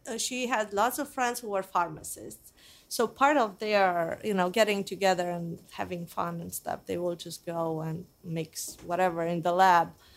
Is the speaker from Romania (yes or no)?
yes; Transylvania, Romania; also born or lived in Geneva, Switzerland; now in United States; I grew up in Romania, more exactly in Transylvania, which is the center part of Romania